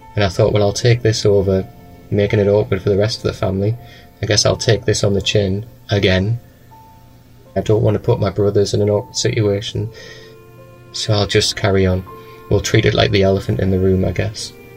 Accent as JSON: {"language": "English", "town": "Newcastle upon Tyne", "region": "North East England", "country": "United Kingdom", "also_born_or_lived": "Manchester", "said": "I'm from a place called Newcastle"}